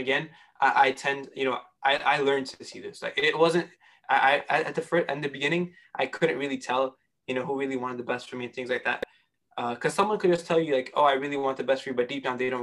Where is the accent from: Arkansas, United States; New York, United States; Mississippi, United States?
New York, United States; New York City; I was born and raised in Queens, New York